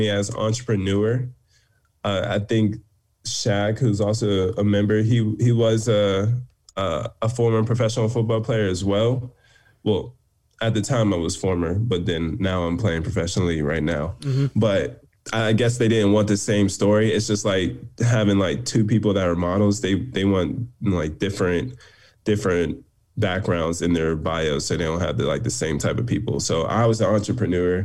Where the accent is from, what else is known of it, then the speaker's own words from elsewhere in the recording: Pittsburgh, Pennsylvania, United States; moved away as an adult; also born or lived in Ohio / New York; now in Los Angeles, United States; I'm from Pittsburgh, Pennsylvania.